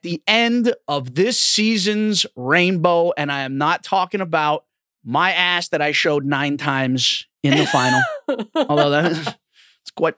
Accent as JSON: {"language": "English", "area": "Orange County", "region": "California", "country": "United States", "tie": "born or raised there", "said": "my hometown in Orange County"}